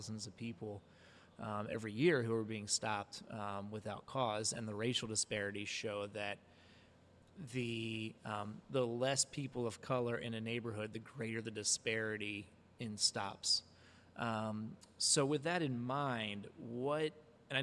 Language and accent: English; Harrisburg, Pennsylvania, United States; I'm from Harrisburg